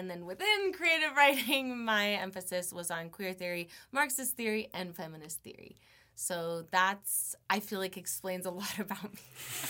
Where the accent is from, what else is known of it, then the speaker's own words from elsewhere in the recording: Las Vegas, Nevada, United States; born there; So I was born in Las Vegas.